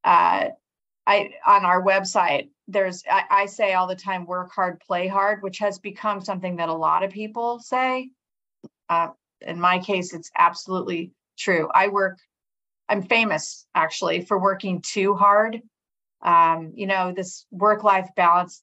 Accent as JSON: {"language": "English", "region": "Colorado", "country": "United States", "tie": "born or raised there", "also_born_or_lived": "Southern California", "moved": "yes", "said": "I grew up in Colorado"}